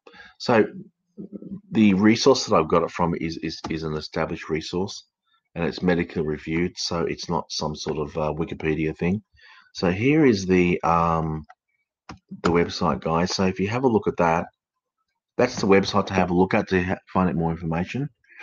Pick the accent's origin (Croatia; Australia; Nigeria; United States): Australia; accent: educated English Australian; also born or lived in United Kingdom; I speak with an educated English Australian accent. I was born in the United Kingdom. I came out to Australia when I was probably about 9 or 10, and I've worked through the system, and my accent changed from an English accent to an Australian accent.